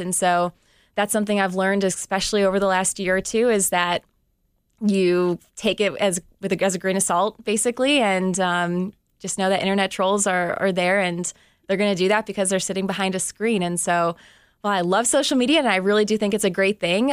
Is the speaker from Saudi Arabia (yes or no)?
no; Cleveland, Ohio, United States; covering my hometown team